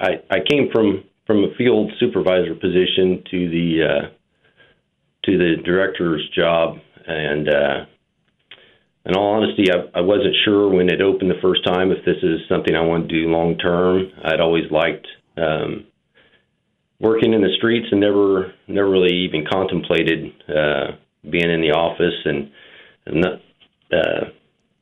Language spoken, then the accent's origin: English; Wichita, Kansas, United States; I grew up in Wichita. Attended Wichita